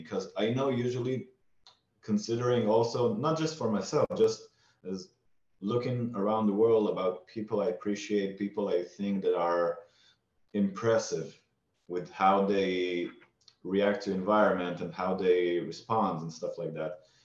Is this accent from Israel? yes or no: yes; Israel; I grew up in Israel